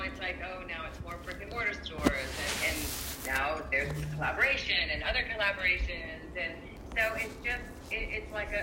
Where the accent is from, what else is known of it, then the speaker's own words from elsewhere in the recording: California, United States; also born or lived in Hawaii; growing up in California and spending so much time in Hawaii as well